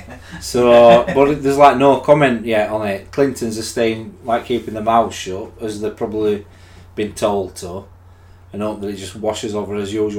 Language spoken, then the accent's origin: English; United Kingdom; as British people